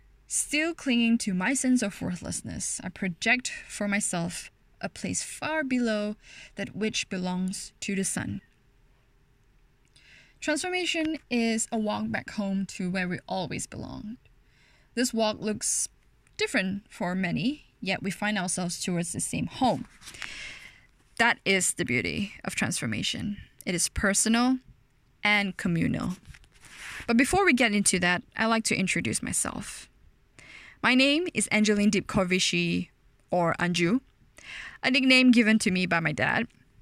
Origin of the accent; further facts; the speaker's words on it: Ampang, Selangor, Malaysia; I was born and bred in Malaysia, specifically in a beautiful, thriving town called Ampang. The one in Selangor, not the one in Ipoh.